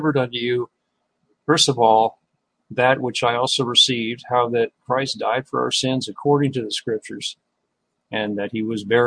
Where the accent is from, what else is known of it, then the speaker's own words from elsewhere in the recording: United States; as an American